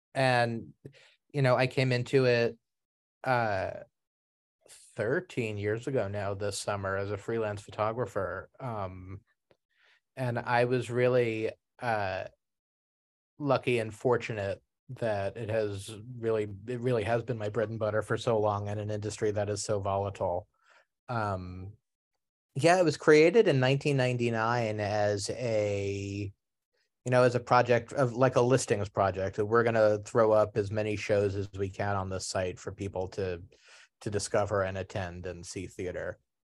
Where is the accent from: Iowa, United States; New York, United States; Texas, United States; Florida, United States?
New York, United States; New York City; inner city New York City, where you know I grew up in in Queens